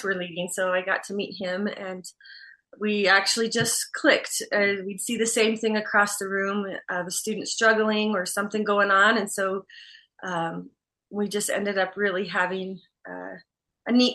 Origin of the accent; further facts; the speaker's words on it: Arizona, United States; I was born and raised in Arizona. I'm an Arizona native here and where we live.